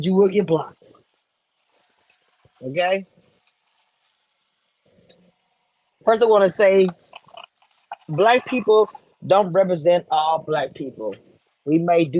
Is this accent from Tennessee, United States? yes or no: no; Texas, United States; I grew up in Texas.